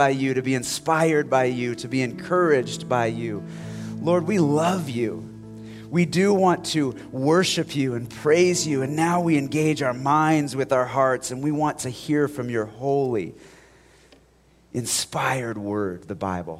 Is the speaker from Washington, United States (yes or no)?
yes; Spokane, Washington, United States; as a young kid growing up in Spokane